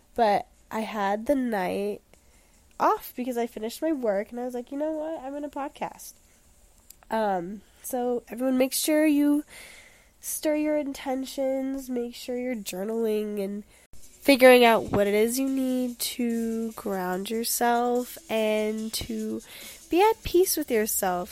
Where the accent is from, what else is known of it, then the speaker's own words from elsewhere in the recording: Denver, Colorado, United States; now in Boulder, United States; I'm from Denver